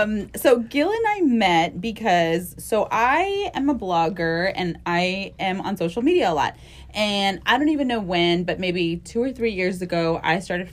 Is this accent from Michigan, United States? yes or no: no; Mission, Texas, United States; moved away as an adult; now in Houston, United States; I was from Mission, from the Valley. And I came here to Houston because we have a lot of family that lived here.